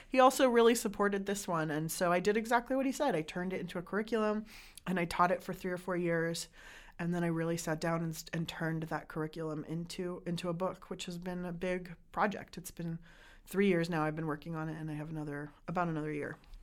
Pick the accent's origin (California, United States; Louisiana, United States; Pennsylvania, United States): California, United States; San Diego; I grew up in San Diego where there isn't a huge restaurant culture